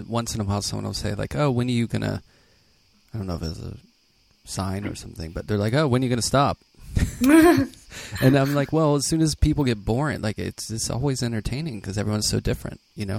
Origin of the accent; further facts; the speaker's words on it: Pittsburgh, Pennsylvania, United States; moved away as an adult; also born or lived in New York; I grew up in Pittsburgh and like working class, you know, like kind of like Minneapolis.